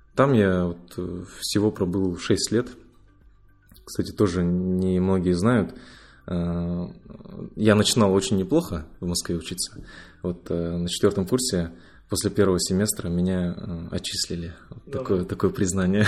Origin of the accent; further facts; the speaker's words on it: Ust-Kamenogorsk, East Kazakhstan Region, Kazakhstan; moved away as an adult; also born or lived in Moscow; Я родом из Усть-Каменогорска